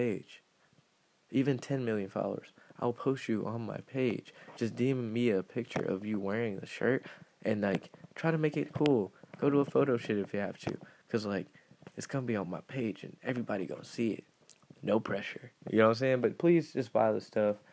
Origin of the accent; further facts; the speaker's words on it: Detroit, Michigan, United States; moved away; I'm from Detroit